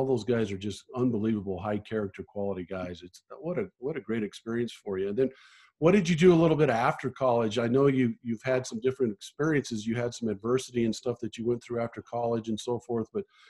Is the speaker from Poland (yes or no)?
no; Littleton, Colorado, United States; I grew up in Littleton